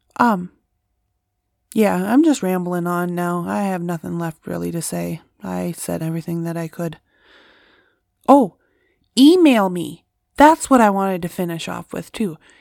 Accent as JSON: {"language": "English", "area": "Bemidji / Cass Lake area", "region": "Minnesota", "country": "United States", "tie": "born or raised there", "said": "here in my hometown"}